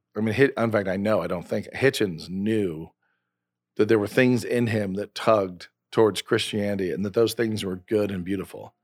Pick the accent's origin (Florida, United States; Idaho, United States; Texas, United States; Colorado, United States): Idaho, United States; I'm from Idaho